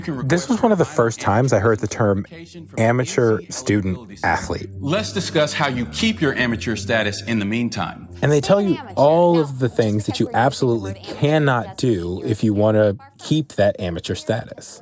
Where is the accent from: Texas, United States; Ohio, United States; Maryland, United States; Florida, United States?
Texas, United States; San Antonio; I was born in San Antonio